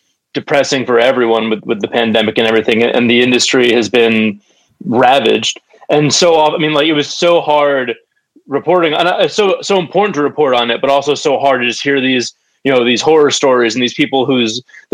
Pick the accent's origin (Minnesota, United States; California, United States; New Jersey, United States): New Jersey, United States; Montclair; I grew up in Montclair, like probably half a mile from there